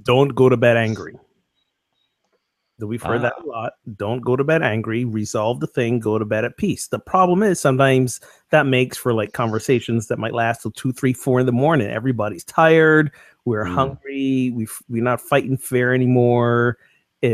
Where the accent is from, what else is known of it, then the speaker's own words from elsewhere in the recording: Newburyport, Massachusetts, United States; Newburyport, Massachusetts. Yeah, woo! Baby. That's my hometown